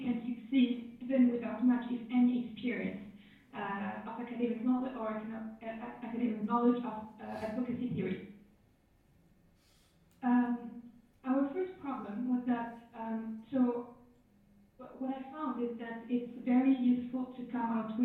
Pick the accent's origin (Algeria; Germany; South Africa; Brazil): Algeria; I'm from Algeria. I grew up with the idea that feminism is just a Western concept